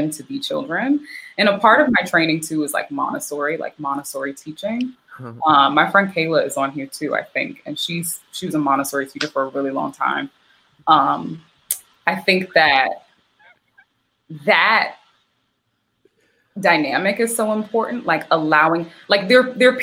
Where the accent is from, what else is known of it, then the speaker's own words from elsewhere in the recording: the South, United States; moved away; also born or lived in Philadelphia; I grew up in the South